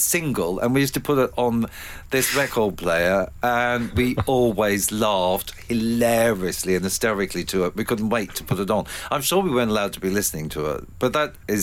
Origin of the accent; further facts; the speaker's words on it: Ballarat, Victoria, Australia; moved away; my hometown of Ballarat.